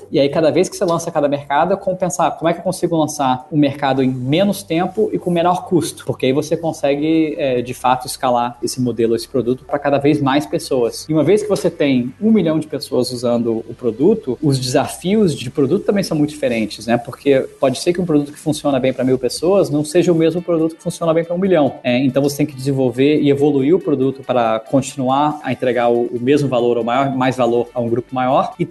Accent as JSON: {"language": "Portuguese", "town": "Brasília", "region": "Federal District", "country": "Brazil", "tie": "born or raised there", "also_born_or_lived": "United States", "said": "Eu sou de Brasília e morei fora boa parte da minha vida. Meu, meu pai é diplomata, então eu sempre passava três anos no Brasil, três anos fora, mas sempre cresci em Brasília."}